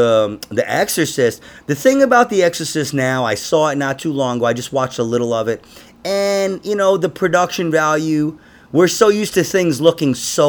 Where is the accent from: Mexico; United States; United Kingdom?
United States; New York City, New York; I grew up in Queens. Yeah. I was a fucking altar boy. I was confirmed, everything, dude.